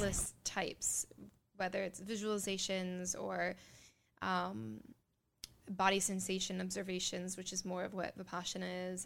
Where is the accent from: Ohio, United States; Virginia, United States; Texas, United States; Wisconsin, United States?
Ohio, United States; born in Ohio